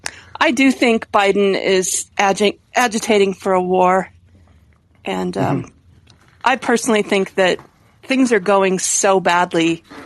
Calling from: Colorado, United States; I'm calling from Colorado, too.

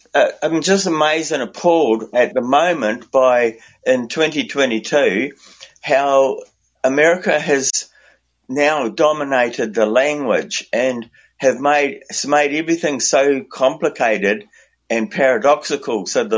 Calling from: New Zealand; I'm calling from Aotearoa, New Zealand.

